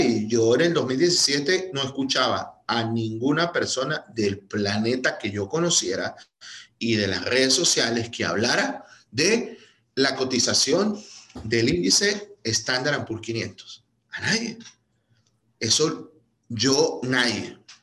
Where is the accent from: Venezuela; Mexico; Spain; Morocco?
Venezuela; moved away as an adult; now in United States; Yo, yo, yo vengo de Venezuela, este, emigré hace, ya cumplo en septiembre seis años